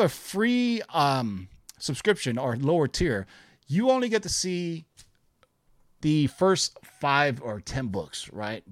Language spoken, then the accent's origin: English; Bay Area, California, United States; when I was growing up in the Bay Area in the eighties.